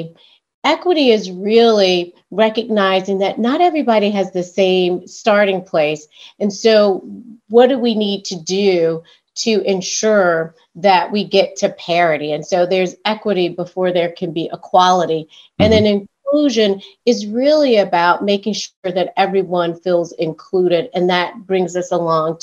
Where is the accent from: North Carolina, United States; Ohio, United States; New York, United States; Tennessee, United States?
North Carolina, United States; High Point; I grew up in North Carolina in a small town called High Point.